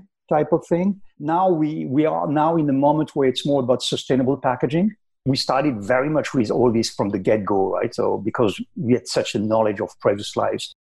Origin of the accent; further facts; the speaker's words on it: Paris, Île-de-France, France; English is a second language; moved away as an adult; now in United States; I'm from Paris in France, but I've been in the US now for quite a while.